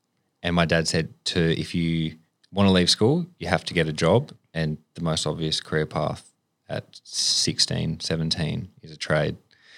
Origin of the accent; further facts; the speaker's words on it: Sydney, New South Wales, Australia; I grew up on the Northern Beaches.